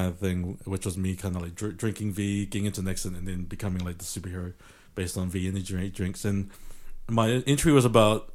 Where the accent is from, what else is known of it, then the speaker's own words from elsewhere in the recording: Auckland, New Zealand; I'm a kid from South Auckland.